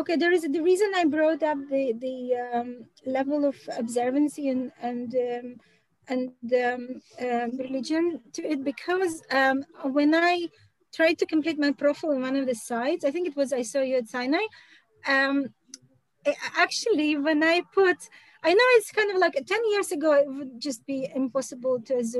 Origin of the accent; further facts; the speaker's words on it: London, United Kingdom; in England, I'm from London, okay?